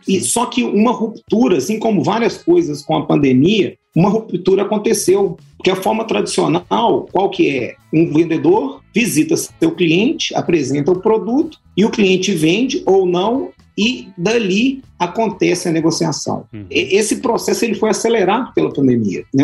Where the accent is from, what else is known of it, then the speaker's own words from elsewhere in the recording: Belo Horizonte, Minas Gerais, Brazil; eu sou natural de Belo Horizonte